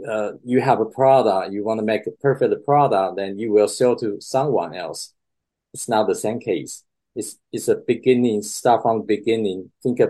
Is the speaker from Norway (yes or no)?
no; Taiwan; moved away as an adult; also born or lived in Boston; I grew up in Taiwan